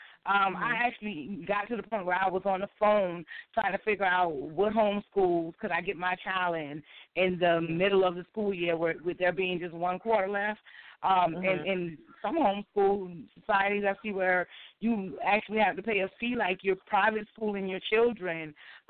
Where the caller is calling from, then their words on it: Beaufort, South Carolina, United States; I'm calling from Beaufort, South Carolina.